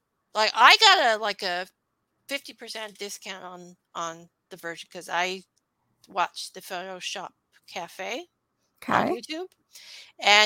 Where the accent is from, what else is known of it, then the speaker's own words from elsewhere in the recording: Canada; I'm Canadian